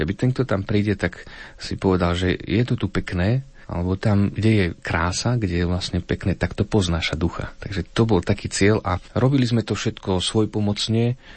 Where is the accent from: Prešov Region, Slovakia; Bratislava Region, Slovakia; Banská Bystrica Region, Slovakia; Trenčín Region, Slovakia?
Banská Bystrica Region, Slovakia; Krupina; Ja osobne sám pochádzam z Krupiny